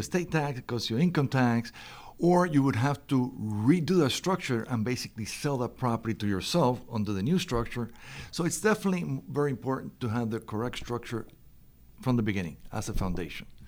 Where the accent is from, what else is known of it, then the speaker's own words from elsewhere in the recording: Miami, Florida, United States; I'm from Miami.